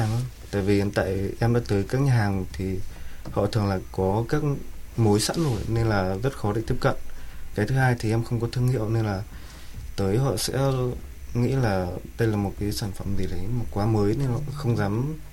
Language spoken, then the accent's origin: Vietnamese; Sóc Sơn, Hanoi, Vietnam; Em sinh ra tại Sóc Sơn, ờ, một huyện ngoại thành của Hà Nội. Ờ, với xuất thân thì là nông dân.